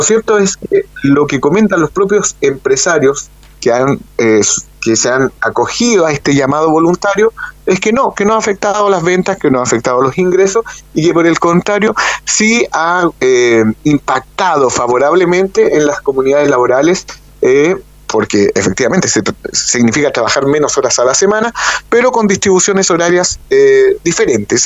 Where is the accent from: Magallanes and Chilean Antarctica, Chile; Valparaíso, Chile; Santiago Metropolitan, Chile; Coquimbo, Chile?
Magallanes and Chilean Antarctica, Chile